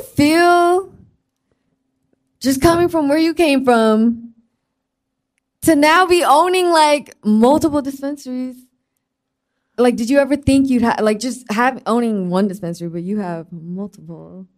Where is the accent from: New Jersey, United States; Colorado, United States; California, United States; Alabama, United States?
California, United States; the Bay Area; I'm from the Bay